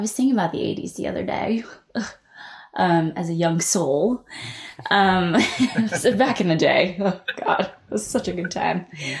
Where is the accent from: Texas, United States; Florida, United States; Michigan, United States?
Michigan, United States; Commerce Township; moved away as an adult; also born or lived in New York; I'm in Michigan right now, which is my hometown. I grew up here. I went to school here. I took my first ballet class here. I literally lived most of my life here